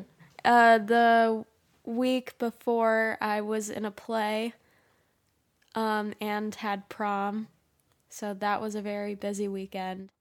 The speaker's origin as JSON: {"language": "English", "region": "Michigan", "country": "United States", "said": "We're from Michigan"}